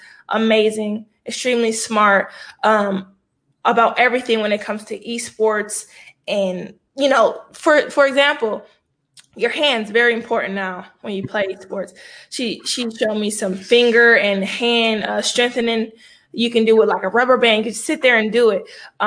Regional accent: Michigan, United States; I'm from Michigan

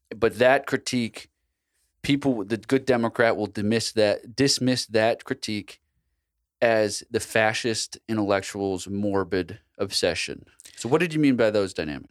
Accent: United States; I'm an American

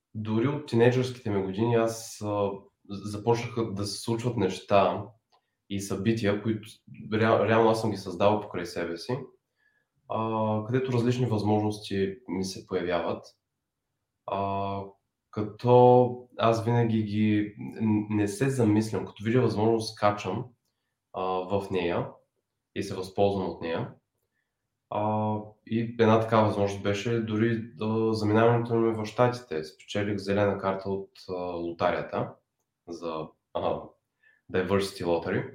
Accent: Bulgaria; moved away; also born or lived in San Francisco Bay Area; решихме, че ще се преместим в България. Аз да се завърна

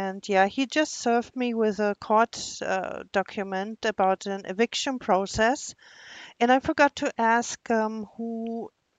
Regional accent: Germany; English is a second language; moved away; I'm from Germany

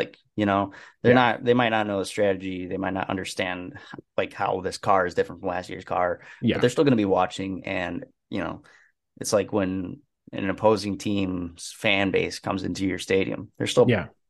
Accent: Indiana, United States; born there; I was born in Indiana, but I lost my Hoosierdom.

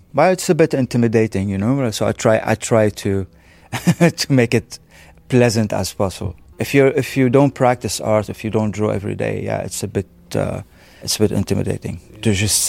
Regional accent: Syria; born there; also born or lived in Lebanon; Well, I can't go to my home. I was born in Syria, and my family, we were cast out because of the Syrian regime during the 80s. And also when I was in Lebanon, even though I have a Lebanese nationality

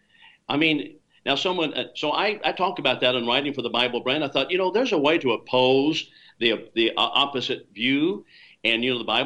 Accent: Chandler, Arizona, United States; I'm from Chandler, Arizona

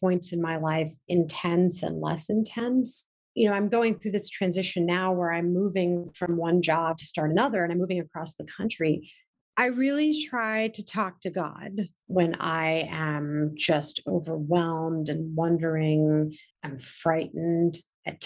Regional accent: India; I'm Indian

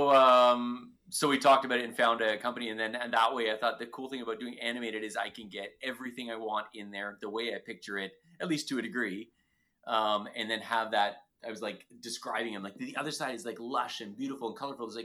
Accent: Ontario, Canada; But you're from Ontario. I'm from Ontario. We get it.

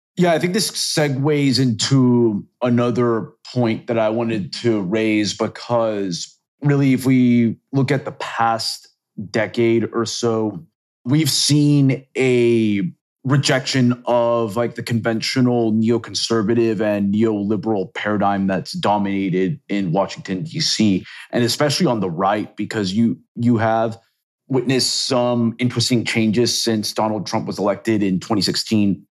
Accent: Venezuela; moved away; also born or lived in Chile / Texas; I'm actually originally from Venezuela, actually, and I've lived, like, in countries like Chile

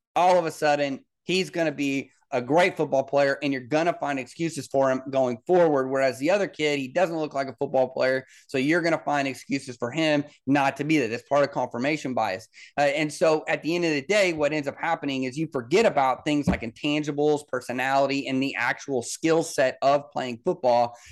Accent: Kansas City, Missouri, United States; I grew up in Kansas City as a Bronco fan

